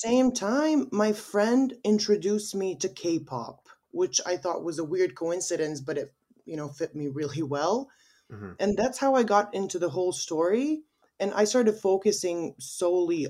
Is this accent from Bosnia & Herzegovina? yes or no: yes; Sarajevo, Federation of Bosnia and Herzegovina, Bosnia & Herzegovina; I'm from Sarajevo, Bosnia and Herzegovina.